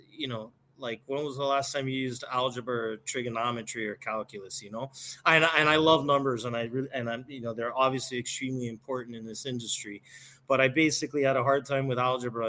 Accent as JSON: {"language": "English", "town": "Miami", "region": "Florida", "country": "United States", "tie": "born or raised there", "also_born_or_lived": "Chicago", "moved": "as an adult", "said": "born and raised in Miami, never lived anywhere else"}